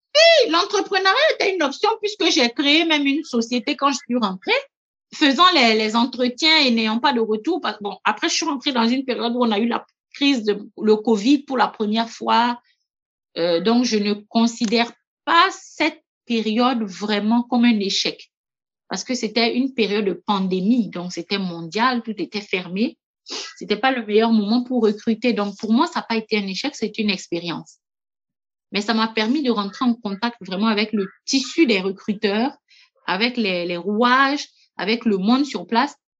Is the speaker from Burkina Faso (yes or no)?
yes; Burkina Faso; moved away as an adult; also born or lived in Montpellier, France / Gabon; en tant que Burkinabé, ayant vécu en France, ayant la culture du travail à la française, plus celle du Burkina